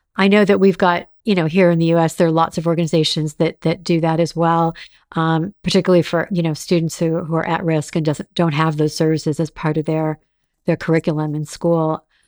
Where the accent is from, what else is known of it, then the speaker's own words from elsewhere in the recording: Los Angeles, California, United States; growing up in Los Angeles